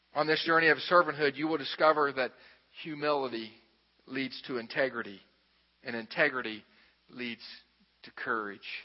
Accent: Xenia, Ohio, United States; I'm from Xenia, Ohio.

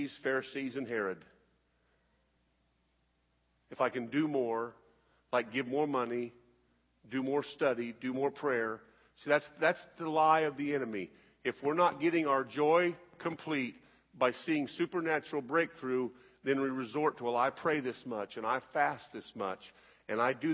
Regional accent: United States; I'm an American

